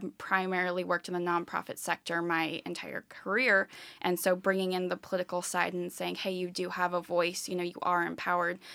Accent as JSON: {"language": "English", "region": "California", "country": "United States", "tie": "born or raised there", "moved": "as an adult", "lives_now": "Philadelphia, United States", "said": "I am originally from the West Coast. I grew up in California"}